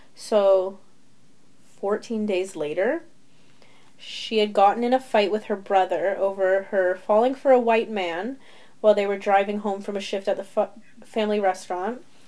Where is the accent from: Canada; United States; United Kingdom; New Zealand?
Canada; we are Canadian